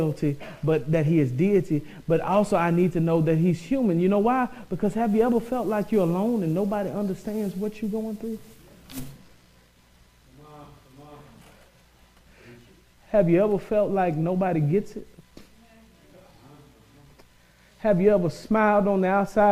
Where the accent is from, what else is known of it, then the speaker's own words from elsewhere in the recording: Mississippi, United States; I came up in the South. I'm from Mississippi.